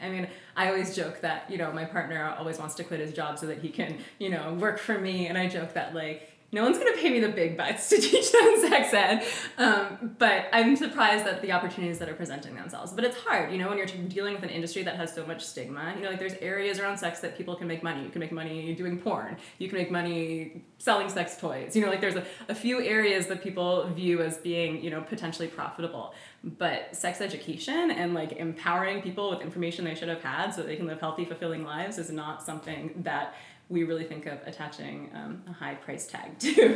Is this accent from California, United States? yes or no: yes; Oakland, California, United States; my partner and I are both born and raised in Oakland, so we have a community here